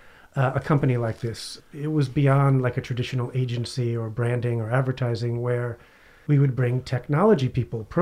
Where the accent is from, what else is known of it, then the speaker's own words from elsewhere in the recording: New York City, New York, United States; also born or lived in Long Island, New York; Brooklyn and then Long Island